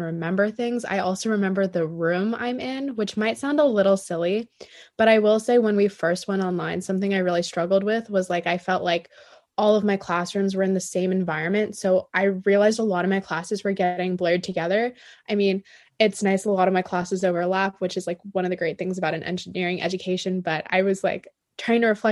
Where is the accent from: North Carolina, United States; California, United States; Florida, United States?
California, United States; Palos Verdes; I am a junior from Palos Verdes, California